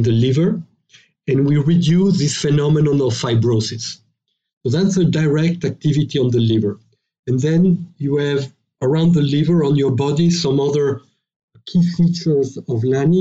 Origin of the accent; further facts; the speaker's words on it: France; accent: French; English is a second language; we're French biotech, as you probably have guessed from my accent